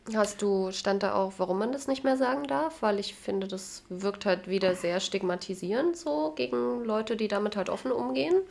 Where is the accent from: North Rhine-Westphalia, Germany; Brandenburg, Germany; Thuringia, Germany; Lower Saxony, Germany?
Thuringia, Germany; Jena; komme aus dem wunderschönen Jena, wurde hier geboren, werde hoffentlich hier sterben.